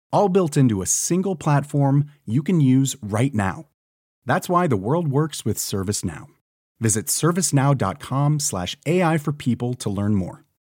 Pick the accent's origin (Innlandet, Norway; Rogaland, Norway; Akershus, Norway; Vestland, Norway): Innlandet, Norway; Hamar; på Hamar, der jeg kommer fra